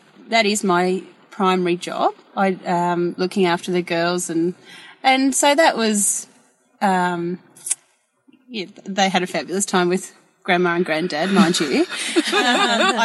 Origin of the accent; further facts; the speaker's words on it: Queensland, Australia; born and raised in Queensland, and my family had cattle and horses and lucerne